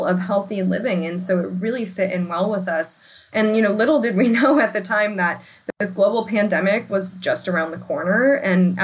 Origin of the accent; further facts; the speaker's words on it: United States; as an American